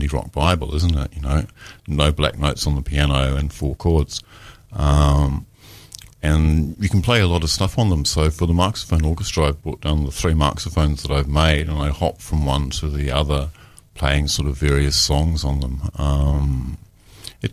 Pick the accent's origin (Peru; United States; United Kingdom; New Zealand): New Zealand; Taranaki; moved away; also born or lived in Dunedin; I'm actually from Taranaki. I'm a North Island boy.